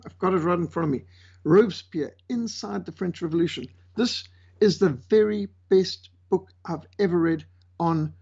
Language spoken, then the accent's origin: English; Zimbabwe; born or raised there; moved away; also born or lived in South Africa / Namibia